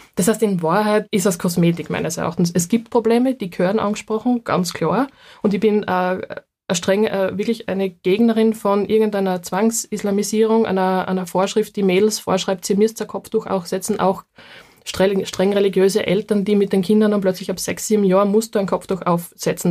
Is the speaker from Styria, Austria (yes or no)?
yes; Leoben District, Styria, Austria; accent: Styrian; Das ist direkt aus dem Heimatbezirk von mir. Also ich komme aus dem Bezirk Leoben.